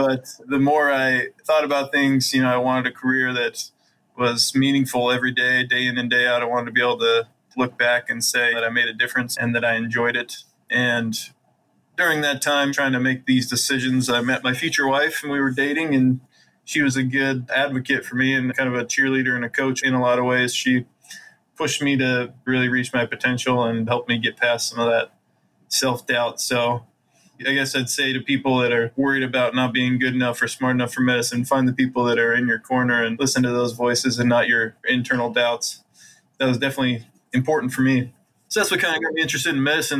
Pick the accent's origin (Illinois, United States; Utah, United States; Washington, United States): Utah, United States; moved away as an adult; also born or lived in Columbus, Ohio / Iowa; I grew up in Utah, have lots of siblings